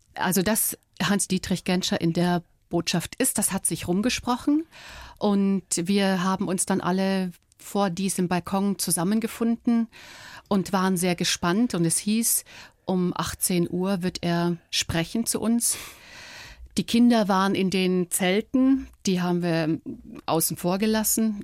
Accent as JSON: {"language": "German", "town": "Dresden", "region": "Saxony", "country": "Germany", "tie": "born or raised there", "moved": "as an adult", "said": "durch Dresden, durch meine Heimatstadt"}